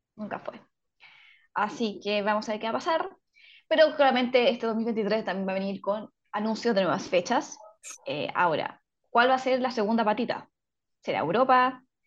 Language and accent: Spanish; Chile; nuestro país